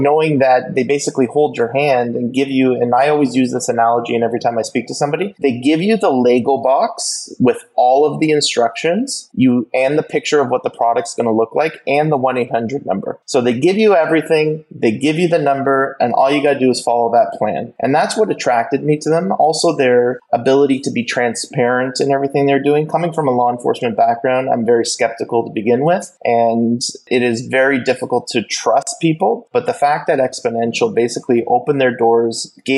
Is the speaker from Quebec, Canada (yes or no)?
no; Ontario, Canada; We are both born and raised in Ontario, Canada, and we have lived our lives here